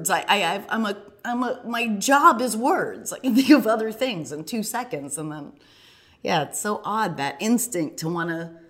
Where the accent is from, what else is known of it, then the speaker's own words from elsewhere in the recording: Boston, Massachusetts, United States; oh, I'm from the Boston area.